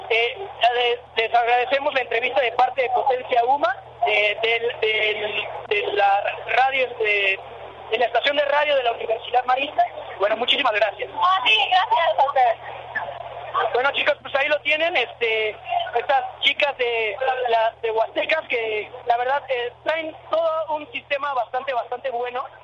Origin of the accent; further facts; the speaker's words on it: Pachuca, Hidalgo, Mexico; la, mayoría de nosotros somos de Pachuca